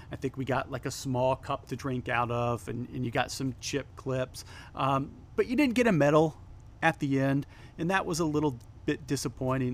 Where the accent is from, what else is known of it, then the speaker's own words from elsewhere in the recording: Fort Wayne, Indiana, United States; my hometown trail